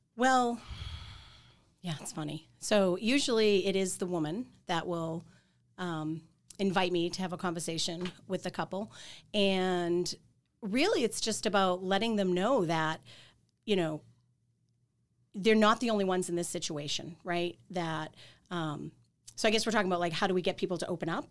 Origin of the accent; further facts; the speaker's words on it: Quincy, Massachusetts, United States; moved away as an adult; also born or lived in Boston; I'm from Quincy